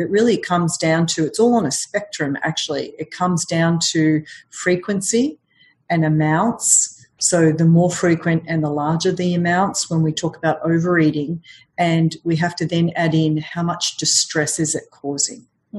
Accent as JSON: {"language": "English", "town": "Melbourne", "region": "Victoria", "country": "Australia", "moved": "yes", "lives_now": "New York, United States", "said": "Originally from Australia."}